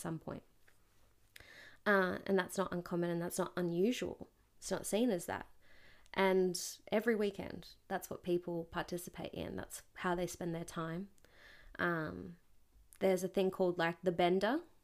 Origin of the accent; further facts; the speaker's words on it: Newcastle, New South Wales, Australia; Newcastle, my hometown where I'm from